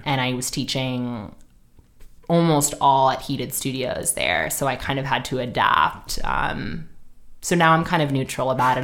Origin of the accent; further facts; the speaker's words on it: New York City, New York, United States; moved away as an adult; also born or lived in Sydney, Australia; now in Los Angeles, United States; I'm from Manhattan, actually